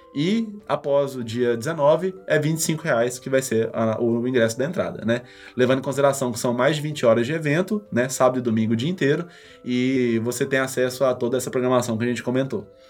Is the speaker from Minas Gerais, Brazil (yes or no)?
yes; Abaeté, Minas Gerais, Brazil; moved away; lá de Abaeté, que é a cidade de onde eu vim, com 25 mil habitantes